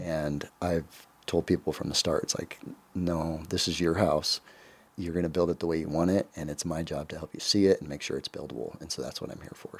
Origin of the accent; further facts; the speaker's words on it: Council Bluffs, Iowa, United States; moved away as an adult; also born or lived in Glenwood, Iowa; I'm originally from Council Bluffs